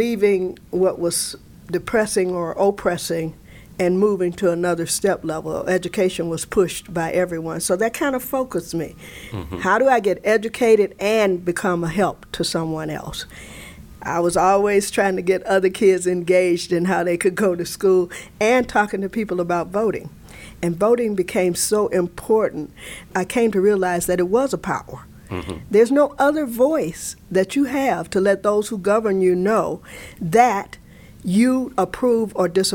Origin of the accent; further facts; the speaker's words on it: Alabama, United States; now in Chicago, United States; growing up in Alabama